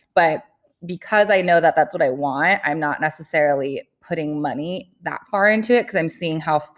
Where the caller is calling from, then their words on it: California, United States; I'm calling in from California